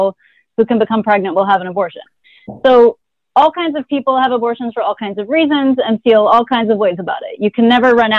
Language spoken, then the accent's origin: English; Texas, United States; I'm from Texas